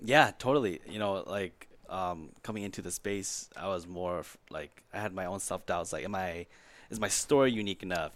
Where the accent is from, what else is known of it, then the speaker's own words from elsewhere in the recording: Minnesota, United States; also born or lived in California; I was born in California, came to Minnesota when I was three or four around there, and, um, I consider myself a Minnesotan